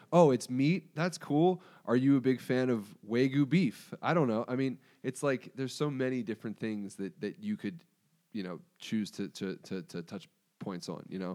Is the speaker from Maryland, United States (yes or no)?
yes; Pikesville, Maryland, United States; I'm from Pikesville